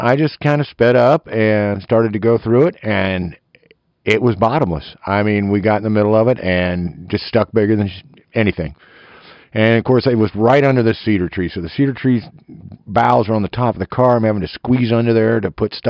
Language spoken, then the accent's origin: English; eastern Kansas, United States; tree-hugging redneck from eastern Kansas